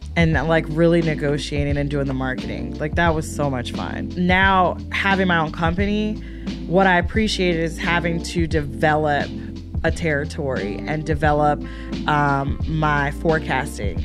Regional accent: Shaker Heights, Ohio, United States; also born or lived in Akron, Ohio; I'm from Shaker, and then I finished high school in Akron at Firestone.

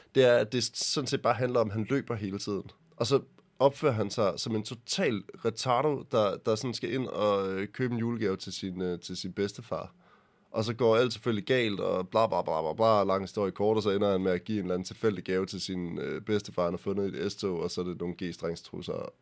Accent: Denmark; jeg er fra Jylland

